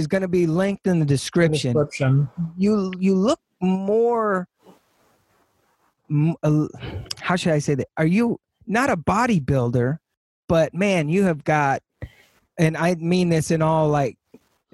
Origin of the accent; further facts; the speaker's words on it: Texas, United States; moved away; also born or lived in California; I'm from Texas, but I'm a California dude